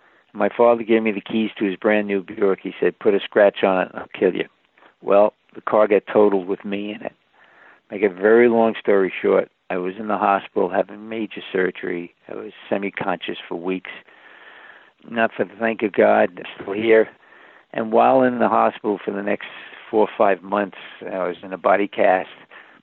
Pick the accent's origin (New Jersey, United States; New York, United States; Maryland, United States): New York, United States; I'm from New York.